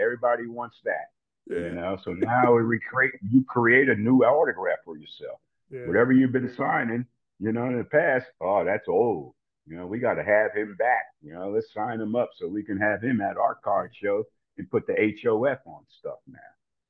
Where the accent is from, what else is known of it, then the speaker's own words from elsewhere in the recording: New Jersey, United States; And so, I'm a Baptist from New Jersey.